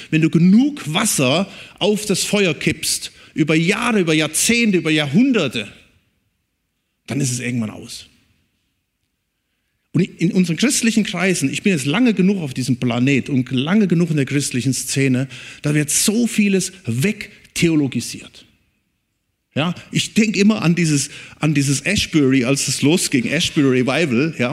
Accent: North Rhine-Westphalia, Germany; Und wo ich herkomme, da oben im Siegerland, da ist auch einer.

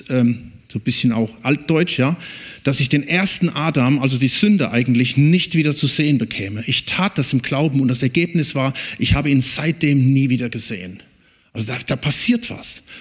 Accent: North Rhine-Westphalia, Germany; Und wo ich herkomme, da oben im Siegerland, da ist auch einer.

